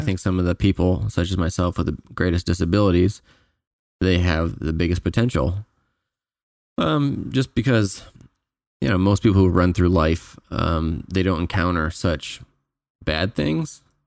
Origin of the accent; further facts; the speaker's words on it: Canada; I'm from Canada